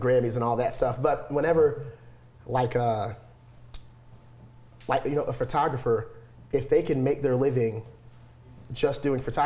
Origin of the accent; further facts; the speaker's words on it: Jackson, Michigan, United States; also born or lived in Atlanta; my hometown Jackson